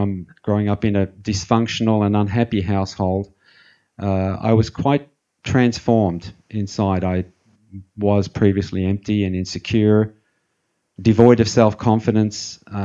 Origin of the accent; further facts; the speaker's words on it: Melbourne, Victoria, Australia; I was born in Melbourne, Australia, where I am now. That was back in 61. I grew up in the suburbs there, nothing unusual